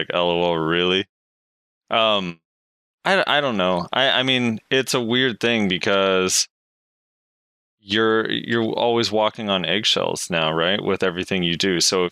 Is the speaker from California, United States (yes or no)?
yes; California, United States; I'm from California